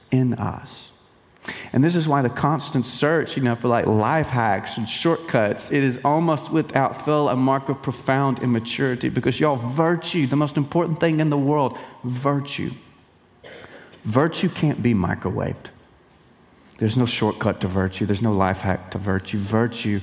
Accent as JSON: {"language": "English", "region": "East Texas", "country": "United States", "moved": "yes", "lives_now": "Central Texas, United States", "said": "I am from East Texas"}